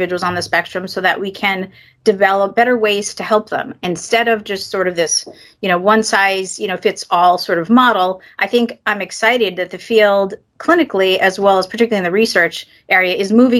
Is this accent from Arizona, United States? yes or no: no; New York, United States; I'm actually born and raised in New York